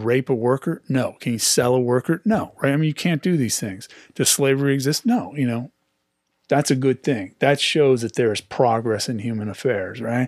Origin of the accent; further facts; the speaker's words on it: Pleasant Hill, California, United States; I grew up in Pleasant Hill myself